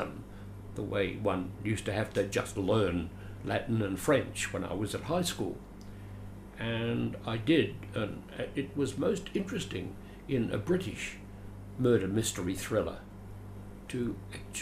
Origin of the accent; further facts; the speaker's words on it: Adelaide, South Australia, Australia; moved away as an adult; now in Sydney, Australia; I was born and bred in Adelaide